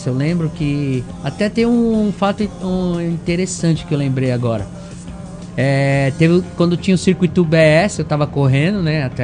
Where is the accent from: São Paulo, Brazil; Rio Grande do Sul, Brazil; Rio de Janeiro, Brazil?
São Paulo, Brazil; São Bernardo do Campo; Na verdade, eu nasci em São Bernardo.